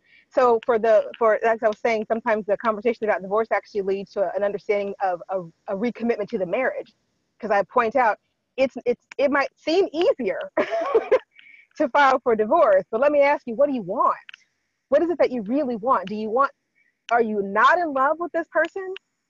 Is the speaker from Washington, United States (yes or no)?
yes; Washington, United States; When I say I come from Washington, people like to go, oh, you lived in Seattle. No. I did not. I lived in the high desert. I lived in the foothills of the Cascade Mountains.